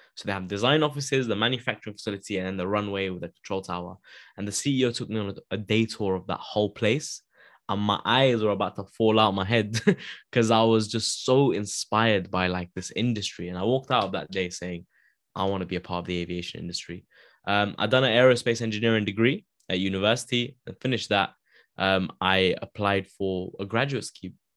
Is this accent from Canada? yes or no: no; London, United Kingdom; also born or lived in Wembley; I grew up in Wilsden. So I grew up in Wilsden.